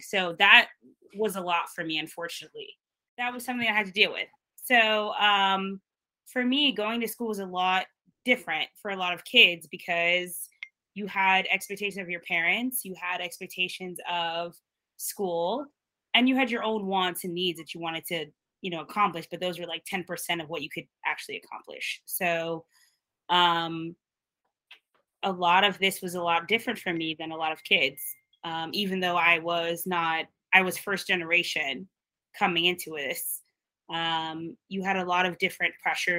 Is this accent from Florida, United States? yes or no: yes; South Florida, United States; also born or lived in Brooklyn, New York; living in South Florida for my whole life